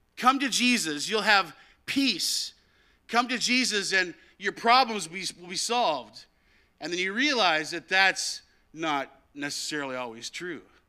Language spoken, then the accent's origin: English; United States; now in Canada; I'm from America